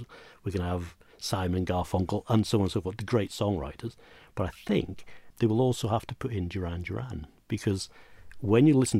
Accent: Inchmarnock, Scotland, United Kingdom; Well, where we grew up on Inchmarnock, we were fortunate enough to find some amazing artifacts, historical artifacts.

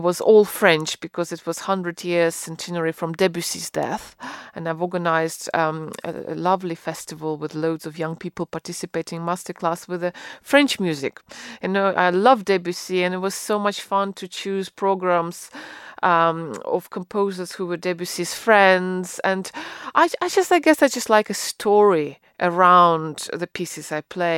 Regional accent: Russia; moved away as an adult; now in United Kingdom; where I grew up in Russia

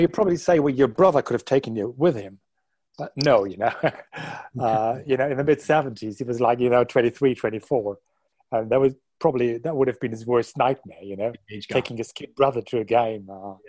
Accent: Unna, North Rhine-Westphalia, Germany; also born or lived in Dortmund; we moved away from Dortmund when I was about a year old. And we moved to a smaller town nearby called Unna.

